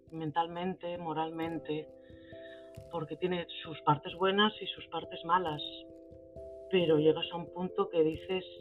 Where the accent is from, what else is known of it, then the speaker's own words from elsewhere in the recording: Santander, Cantabria, Spain; yo soy natural de Santander, una ciudad costera preciosa al norte de España.